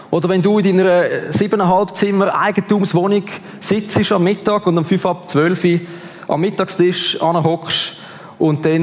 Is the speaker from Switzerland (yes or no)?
yes; Switzerland; wir als Schweizer